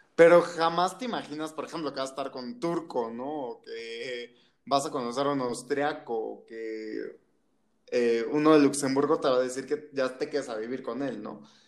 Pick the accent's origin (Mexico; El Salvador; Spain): Mexico; de México